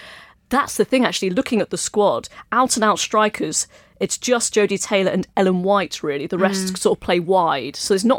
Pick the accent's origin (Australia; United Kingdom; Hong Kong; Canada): United Kingdom; England; as someone who was born and raised in England, it's so hard to battle against the ingrained pessimism, isn't it?